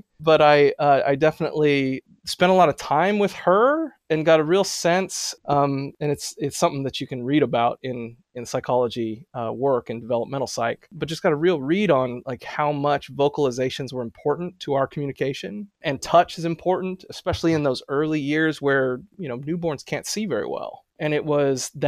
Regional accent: San Diego, California, United States; moved away as an adult; also born or lived in Berkeley, California / San Francisco, California / Urbana-Champaign, Illinois; now in New Haven, United States; I grew up in North County, San Diego

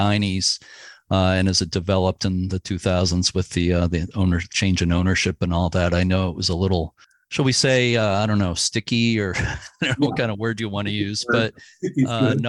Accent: Lynn, Massachusetts, United States; I grew up in Lynn, right near there

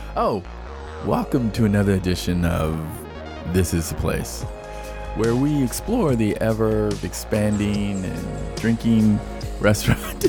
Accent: Nashville, Tennessee, United States; as I was growing up in Nashville

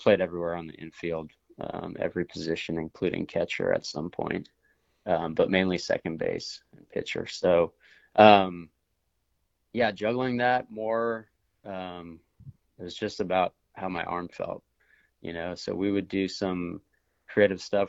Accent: Davis, California, United States; moved away as an adult; also born or lived in Northfield, Minnesota / Sweden; I grew up in Davis, California, my whole life

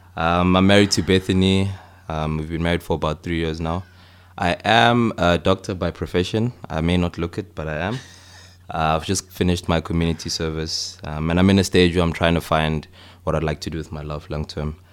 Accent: Johannesburg, Gauteng, South Africa; moved away as an adult; also born or lived in Cape Town; I'm from Johannesburg originally

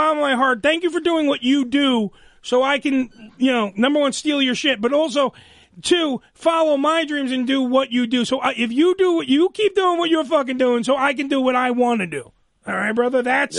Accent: New York City, New York, United States; I'm an idiot from New Dorp

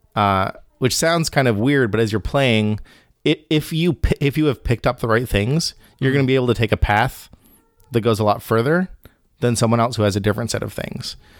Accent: Bahamas; moved away; I grew up in the Caribbean

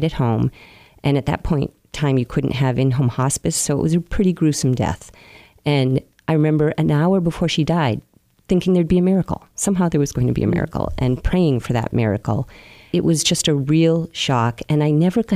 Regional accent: Marion, Massachusetts, United States; I grew up in Marion, which is a lovely seaside town.

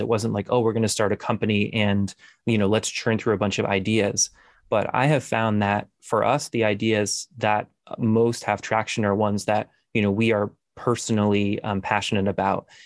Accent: Newton, Massachusetts, United States; I'm from Newton, Massachusetts. Uh, it's a suburb of Boston

